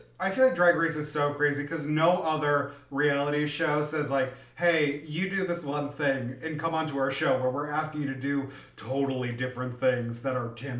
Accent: New Jersey, United States; I'm from New Jersey.

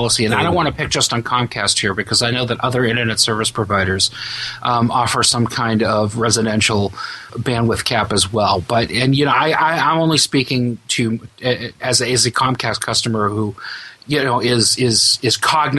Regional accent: United States; it's my obligation as an American to pay for it.

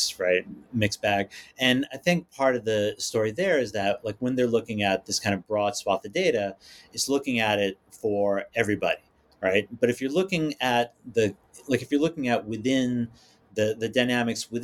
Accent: New York City, New York, United States; I came from Staten Island, which is the hinterland

